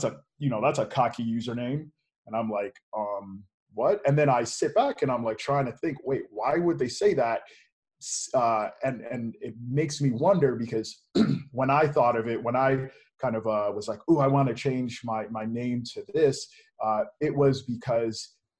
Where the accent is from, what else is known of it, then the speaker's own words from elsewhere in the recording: Lansing, Michigan, United States; I was raised in Lansing, Michigan